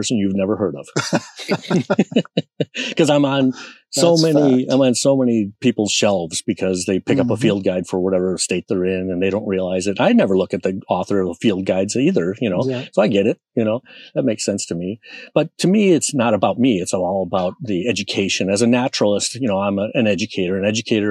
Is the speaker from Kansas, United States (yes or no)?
no; Minnesota, United States; I'm from Minnesota, you know, it's darn cold